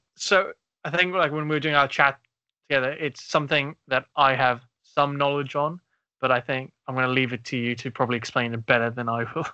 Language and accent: English; South Africa; also born or lived in Uganda (family); now in United Kingdom; growing up in South Africa